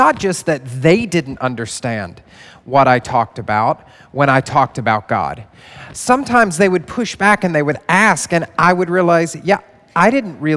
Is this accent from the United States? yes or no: yes; the Bible Belt, United States; moved away as an adult; now in New York City, United States; I grew up in the Bible Belt